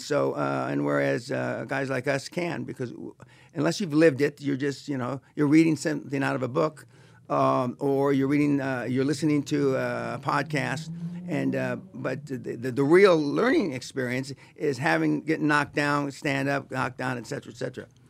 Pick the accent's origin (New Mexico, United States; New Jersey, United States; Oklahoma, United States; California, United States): California, United States; Los Angeles; I'm from East L A, uh, not too far from here. uh, Boyle Heights